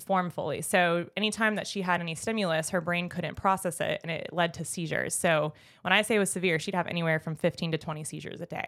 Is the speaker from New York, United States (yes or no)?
no; Jupiter, Florida, United States; I grew up in Jupiter, Florida, heaven on earth